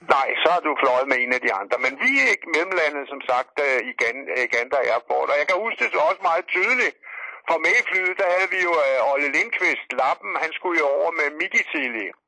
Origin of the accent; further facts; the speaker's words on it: Denmark; jeg er fra Danmark